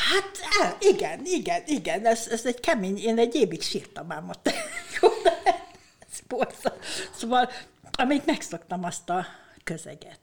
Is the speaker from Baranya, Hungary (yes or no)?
yes; Ormánság, Baranya, Hungary; also born or lived in Bogádmindszent; Én ugye ormánysági lány vagyok